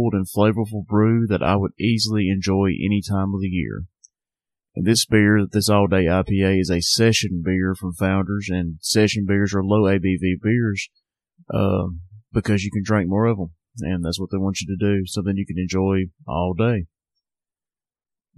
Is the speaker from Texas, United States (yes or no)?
no; Sheffield, Alabama, United States; Southern Package, my hometown craft beer shop. They're in Sheffield, Alabama